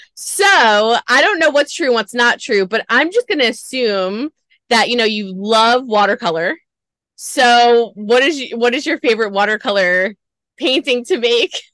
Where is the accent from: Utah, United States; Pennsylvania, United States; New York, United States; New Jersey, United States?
New York, United States; New York, my hometown